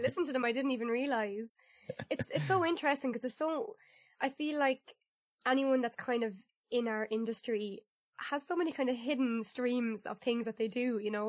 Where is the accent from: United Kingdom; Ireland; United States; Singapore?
Ireland; proud of my country